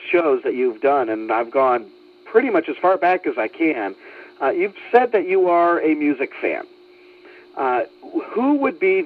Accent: Chicago, Illinois, United States; my hometown team, the Chicago White Sox

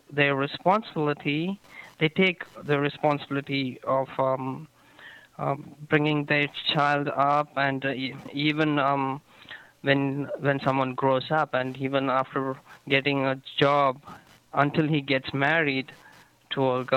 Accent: Ooty, Tamil Nadu, India; moved away as an adult; now in Bradenton, United States; I live here in Bradenton, Florida, and basically I'm from India

